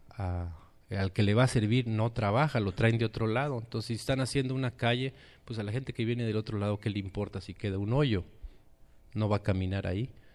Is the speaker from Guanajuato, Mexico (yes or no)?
no; Chiapas, Mexico; nosotros somos allá de Chiapas, de las montañas del sureste mexicano